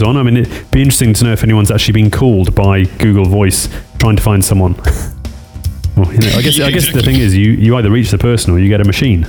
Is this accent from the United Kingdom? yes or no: yes; United Kingdom; accent: Pommy; my Pommy accent